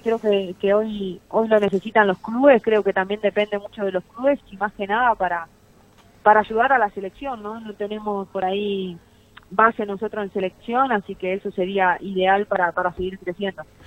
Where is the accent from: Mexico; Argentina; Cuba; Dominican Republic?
Argentina; en mi país el fútbol sea profesional